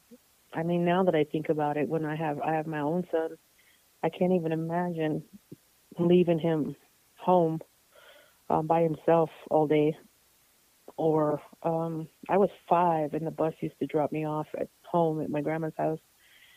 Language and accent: English; Tohatchi, New Mexico, United States; also born or lived in Santa Fe, New Mexico / Albuquerque, New Mexico; I grew up on the reservation, kind of in between Tohatchi, New Mexico, and Santa Fe and Albuquerque, New Mexico. I kind of went back and forth. But I spent most of my childhood on the res